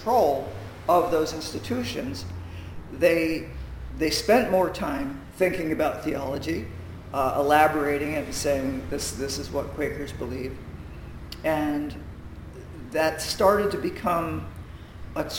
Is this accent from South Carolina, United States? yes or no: no; Willingboro, New Jersey, United States; also born or lived in Philadelphia; now in Atlantic County, United States; I grew up in Willingboro